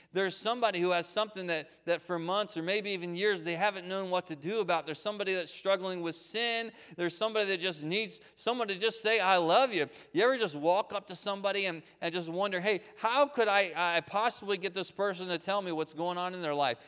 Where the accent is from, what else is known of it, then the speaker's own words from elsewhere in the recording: Waynesboro, United States; I grew up here in Waynesboro on Henry Avenue